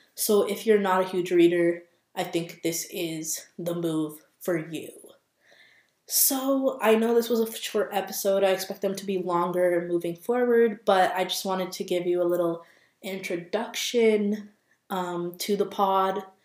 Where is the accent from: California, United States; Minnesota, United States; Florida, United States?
Minnesota, United States; also born or lived in Boston; I am from Minnesota, born and raised here